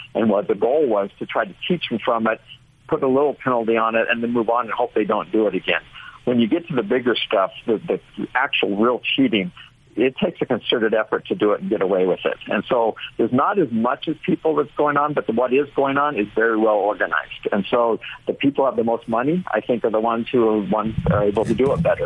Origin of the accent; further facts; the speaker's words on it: Orange County, California, United States; I'm from Orange County, California